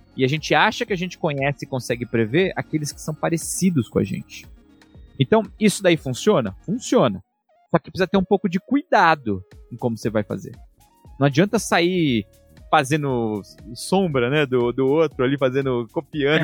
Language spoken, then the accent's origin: Portuguese; São Paulo, Brazil; moved away; also born or lived in Germany; de onde eu fui criado, da Zona Leste de São Paulo